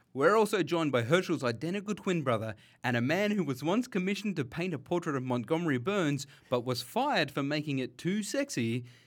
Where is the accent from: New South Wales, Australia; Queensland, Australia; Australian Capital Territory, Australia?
New South Wales, Australia; Sydney; we grew up together on Durra Gland, out in Western Sydney